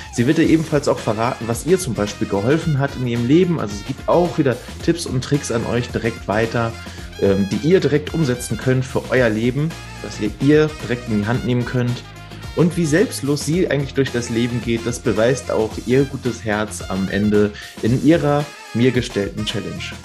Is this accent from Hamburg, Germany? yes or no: yes; Hamburg, Germany; moved away; also born or lived in Spandau, Berlin; gebürtiger Hamburger. Habe ich nicht immer in Hamburg gelebt, sondern auch äh, jahrelang in Spandau.